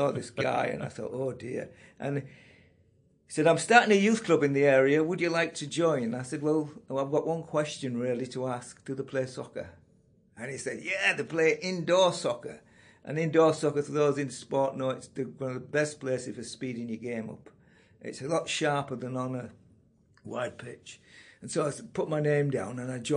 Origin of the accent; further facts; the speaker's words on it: Yorkshire and the Humber, United Kingdom; now in Carnforth, United Kingdom; born in the biggest and the best county in England, and that's Yorkshire